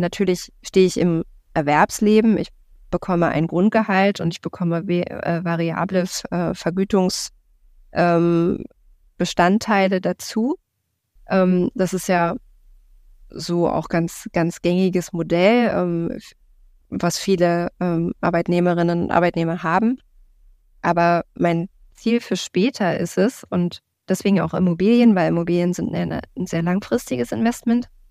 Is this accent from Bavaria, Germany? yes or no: no; Berlin, Germany; komme aus Berlin, bin gebürtige Berlinerin tatsächlich auch